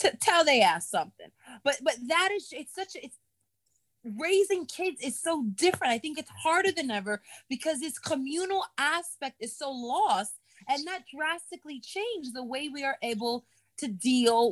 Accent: New York City, New York, United States; I'm a New Yorker. I live in quite a big city

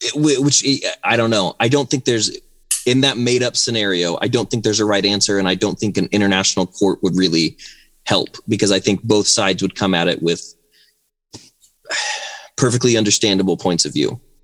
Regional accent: United States

